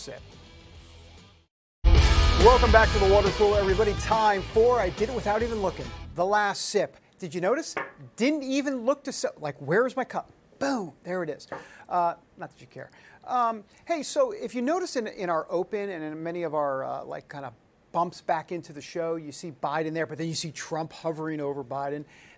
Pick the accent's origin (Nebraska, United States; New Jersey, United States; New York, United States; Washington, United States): New York, United States; We're both from New York